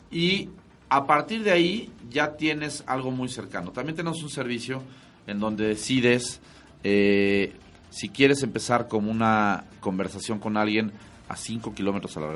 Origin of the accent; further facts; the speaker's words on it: Mexico; Canijo, o sea, somos infieles los mexicanos.